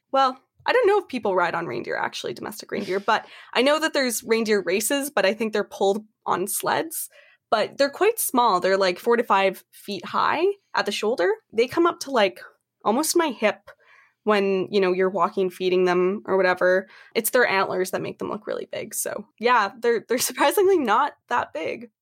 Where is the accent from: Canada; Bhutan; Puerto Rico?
Canada; I am from Canada